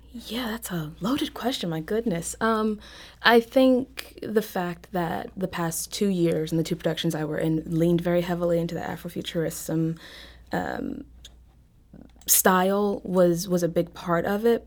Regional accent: Mobile, Alabama, United States; moved away; I grew up in Mobile

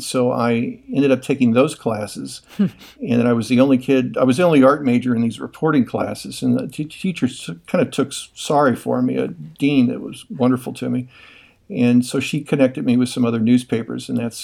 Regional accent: St. Louis, Missouri, United States; also born or lived in Kansas; I grew up near Grant's Farm. I went to Lindbergh High School

